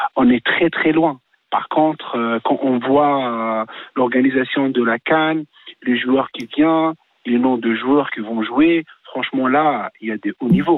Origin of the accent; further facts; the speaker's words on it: Tunisia; je suis tunisien